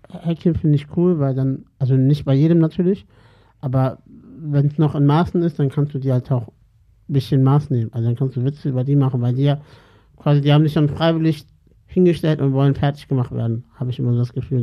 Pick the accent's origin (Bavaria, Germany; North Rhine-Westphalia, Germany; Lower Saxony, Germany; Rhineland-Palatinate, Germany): Lower Saxony, Germany; Salzgitter; ich komme aus der Gitter